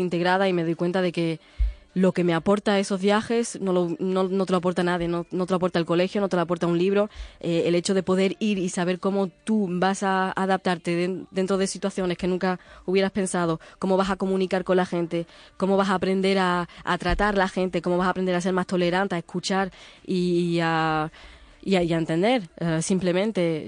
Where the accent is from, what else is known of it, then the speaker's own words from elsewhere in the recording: Fuengirola, Andalusia, Spain; moved away as an adult; also born or lived in Goa, India / Portugal; now in France; yo nací en India, en una ciudad que se llama Goa, que es una antigua colonia portuguesa, y a los tres años me fui a Portugal, pedí la nacionalidad y después me mudé a Fuengirola, que es donde vivía mi tía. Entonces ahí, ahí, me crié